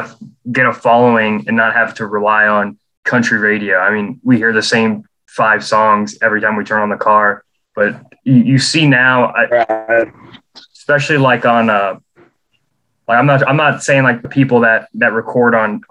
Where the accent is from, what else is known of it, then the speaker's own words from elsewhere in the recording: Omaha, Nebraska, United States; also born or lived in Lincoln, Nebraska; based out of Omaha, Nebraska, but I go down the school down in Lincoln where the university is. So I'm originally from Omaha.